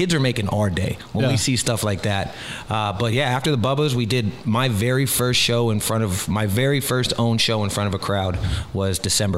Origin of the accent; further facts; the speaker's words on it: Key West, Florida, United States; I'm from Key West, started heating up.